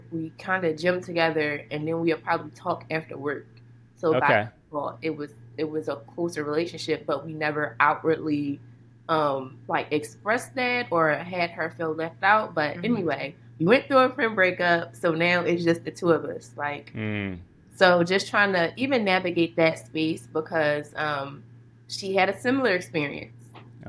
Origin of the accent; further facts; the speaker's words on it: Philadelphia, Pennsylvania, United States; now in Carlsbad, United States; I'm from Philly.